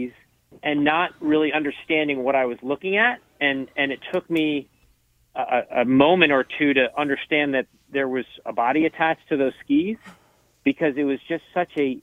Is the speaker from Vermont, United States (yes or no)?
yes; Charlotte, Vermont, United States; I'm from Charlotte, Vermont. I've been a Vermonter my whole life.